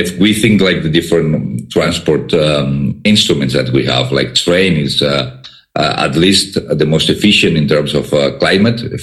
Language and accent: English; Barcelona, Catalonia, Spain; I'm from Barcelona